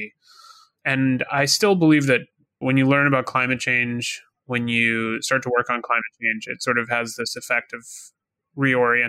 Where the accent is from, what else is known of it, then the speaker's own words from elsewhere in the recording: Southern California, United States; moved away as an adult; also born or lived in New York; I grew up in Southern California, went to college in New York